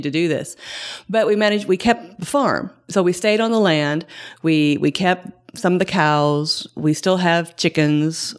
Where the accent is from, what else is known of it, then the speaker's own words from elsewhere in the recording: Shelby County, Kentucky, United States; I grew up um, in Shelby County, uh, we had thirty acres